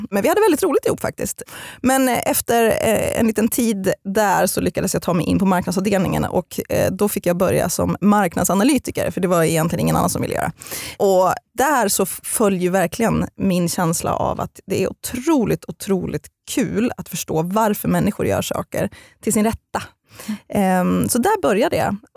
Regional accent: Eskilstuna, Södermanland, Sweden; also born or lived in Halmstad; Men jag är främst uppvuxen i Eskilstuna för mina föräldrar skildes när jag var fem år gammal.

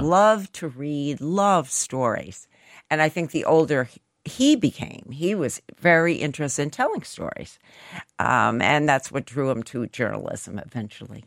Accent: United States

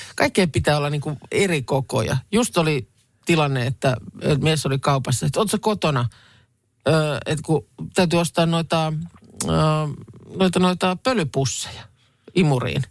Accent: Lahti, Päijät-Häme, Finland; Lahteen ei nyt liitetä juuri mitään, mistä itse olen kotoisin.

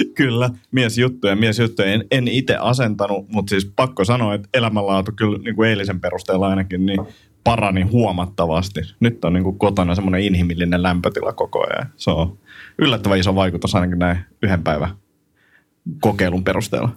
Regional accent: Finland; mä oon Suomesta

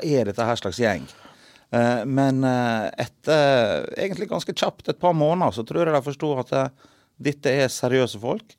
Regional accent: Sunnmøre, Møre og Romsdal, Norway; now in Stavanger, Norway; Jeg kommer opprinnelig fra Sunnmøre

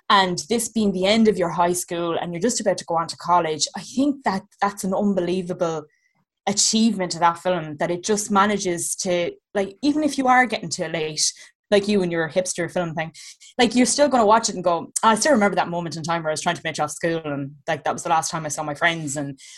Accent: County Clare, Ireland; now in Dublin, Ireland; I am Dublin, but I grew up in Clare in the back arse of nowhere

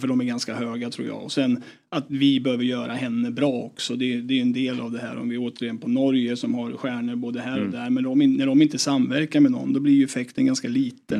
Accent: Eskilstuna, Södermanland, Sweden; det var uterink i Eskilstuna på den tiden.

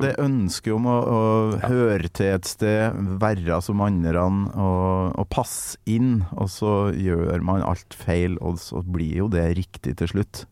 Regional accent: Trøndelag, Norway; der jeg kommer fra, oppe i Nord-Trøndelag

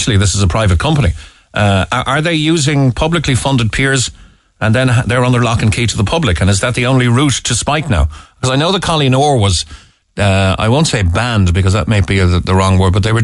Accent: Cobh, Munster, Ireland; born and bred in Cove

